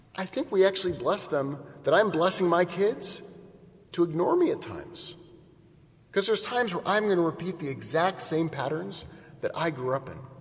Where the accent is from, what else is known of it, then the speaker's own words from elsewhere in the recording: Portola Valley, California, United States; I grew up in Portola Valley